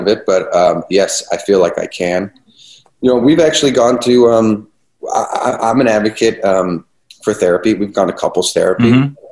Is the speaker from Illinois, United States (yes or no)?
no; Cleveland, Ohio, United States; moved away; also born or lived in New York City; I'm from Cleveland